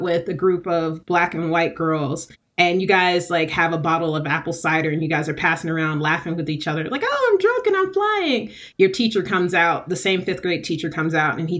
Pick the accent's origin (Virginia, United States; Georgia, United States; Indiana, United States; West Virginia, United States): Georgia, United States; Decatur; I lived in Decatur growing up in Georgia